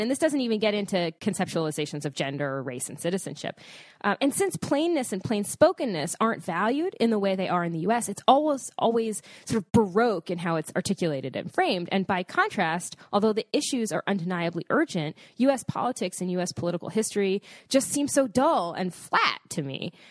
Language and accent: English; United States; As an American